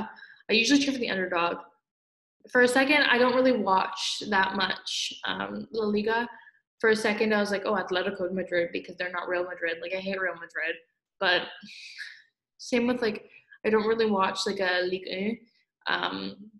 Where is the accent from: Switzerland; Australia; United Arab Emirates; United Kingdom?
United Kingdom; Scotland; now in Toronto, Canada; I'm Scottish